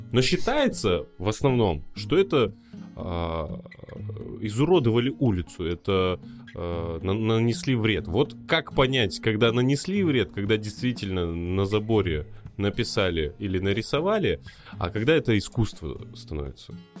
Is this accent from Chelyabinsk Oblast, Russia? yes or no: yes; Magnitogorsk, Chelyabinsk Oblast, Russia; я сам из Магнитогорска